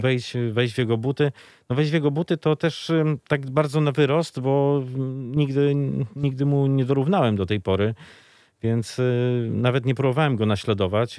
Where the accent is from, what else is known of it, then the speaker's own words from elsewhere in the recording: Lublin, Lublin Voivodeship, Poland; jako mały chłopiec e, czekałem w niedzielę już e, pod blokiem na lubelskich LSM-ach